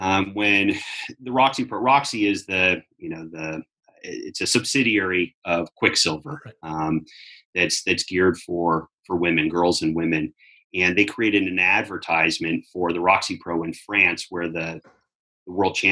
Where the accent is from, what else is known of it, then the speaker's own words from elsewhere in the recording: Southern California, United States; when I was growing up in Southern California